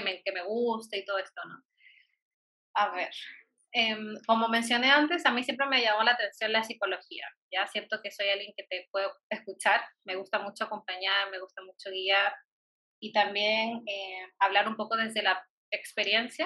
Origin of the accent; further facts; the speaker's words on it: Peru; como buena peruana